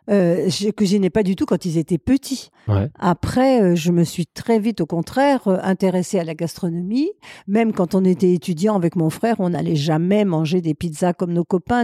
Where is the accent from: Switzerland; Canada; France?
France; Chambéry, Auvergne-Rhône-Alpes; also born or lived in Aix-les-Bains; J'ai perdu ma mère quand j'avais 3 ans, donc j'ai été élevée par euh, deux tantes qui avaient l'âge d'être mes grands-mères, qui étaient les sœurs de mon père, et euh, elles habitaient à Chambéry, donc j'ai été élevée à Chambéry